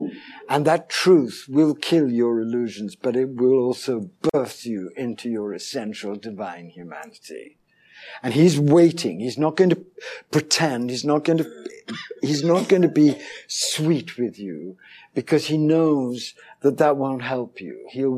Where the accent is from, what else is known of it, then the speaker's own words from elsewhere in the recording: India; born there; I have a smattering of Hindi. I was born in India.